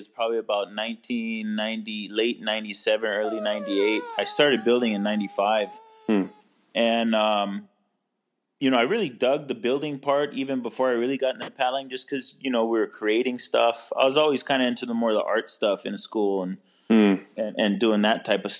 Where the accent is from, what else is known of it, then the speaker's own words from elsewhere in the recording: Kailua, Hawaii, United States; also born or lived in Kauai; now in Maui, United States; I grew up in Kailua, on Oahu. As a kid, we moved all over the state.